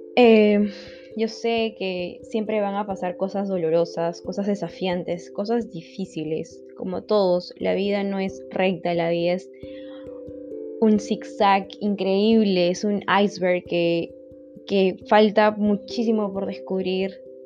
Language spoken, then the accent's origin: Spanish; Lima, Peru; soy de Lima, Perú